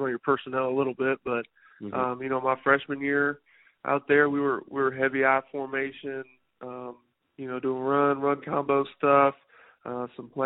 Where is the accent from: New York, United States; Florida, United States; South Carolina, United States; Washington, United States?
South Carolina, United States; moved away as an adult; also born or lived in Colorado; play for my home state